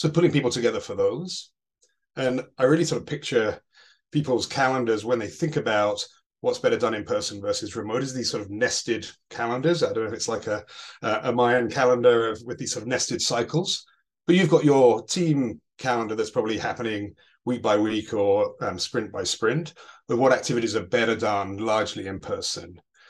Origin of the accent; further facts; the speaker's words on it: Chicago, Illinois, United States; You can tell by the accent I'm from Chicago.